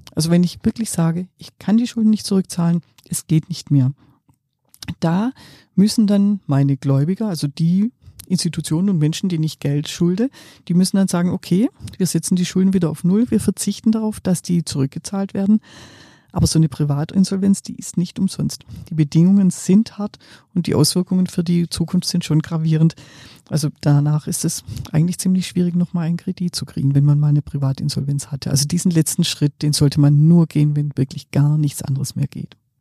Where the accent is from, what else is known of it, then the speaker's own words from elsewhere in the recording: Swabia, Germany; ich bin ja Schwäbin